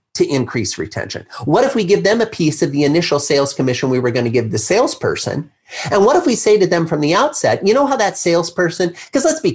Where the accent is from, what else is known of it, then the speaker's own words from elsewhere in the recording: Midwest, United States; I grew up in the Midwest